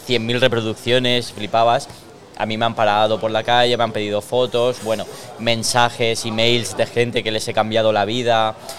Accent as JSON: {"language": "Spanish", "town": "Elche", "region": "Valencian Community", "country": "Spain", "tie": "born or raised there", "said": "Nací aquí en Elche"}